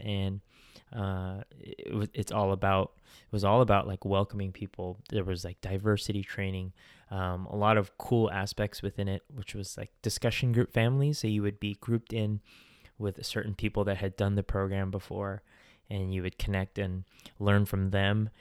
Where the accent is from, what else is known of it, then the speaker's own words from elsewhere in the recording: Bay Area, California, United States; we have similar backgrounds growing up in the Bay Area